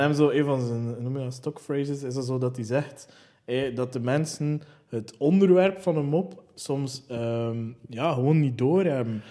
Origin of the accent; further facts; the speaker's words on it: West Flanders, Belgium; als West-Vlaming